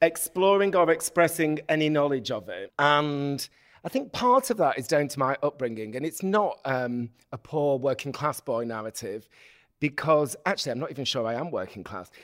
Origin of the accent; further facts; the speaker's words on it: Bolton, North West England, United Kingdom; I'm from Bolton in the north of England